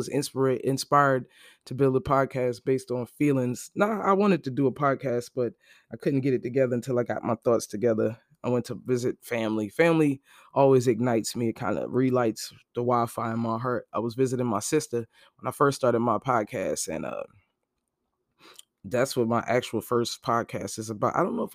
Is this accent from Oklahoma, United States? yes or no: no; Brooklyn, New York, United States; Then I'm actually from Brooklyn. Brooklyn born.